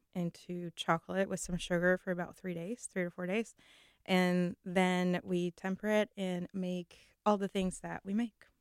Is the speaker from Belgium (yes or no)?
no; Venezuela; moved away; I'm from Venezuela